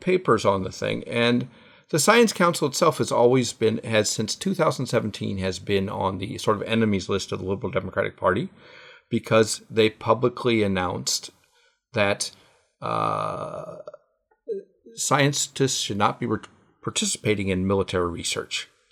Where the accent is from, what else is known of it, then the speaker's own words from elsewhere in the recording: United States; now in Japan; I am a Jewish American